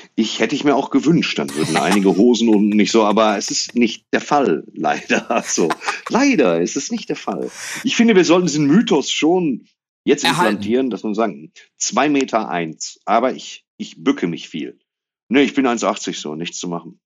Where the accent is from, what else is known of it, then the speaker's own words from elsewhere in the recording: Dortmund, North Rhine-Westphalia, Germany; now in Waltrop, Germany; ich bin in Ewing geboren worden, auf der Couch von meiner Oma